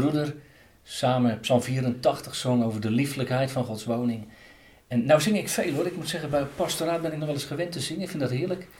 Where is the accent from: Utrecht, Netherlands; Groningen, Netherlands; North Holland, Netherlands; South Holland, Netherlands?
South Holland, Netherlands; Katwijk; moved away; Ik ben opgegroeid en geboren in Katwijk aan Zee.